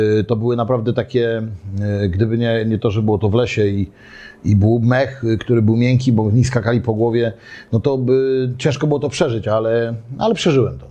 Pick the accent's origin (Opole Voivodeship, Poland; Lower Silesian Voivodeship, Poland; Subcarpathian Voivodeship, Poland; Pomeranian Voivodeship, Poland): Pomeranian Voivodeship, Poland; Gdynia; urodziłem się, ogólnie urodziłem się w Orłowie, ale mieszkałem na Chylonii Y, do trzeciego roku życia